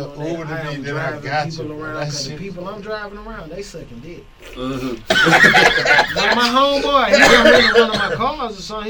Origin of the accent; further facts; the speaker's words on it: Atlanta, Georgia, United States; I'm from Summerhill.